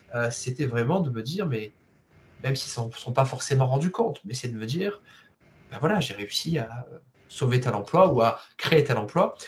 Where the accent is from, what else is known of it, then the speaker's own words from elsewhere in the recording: Marseille, Provence-Alpes-Côte d'Azur, France; je suis de Marseille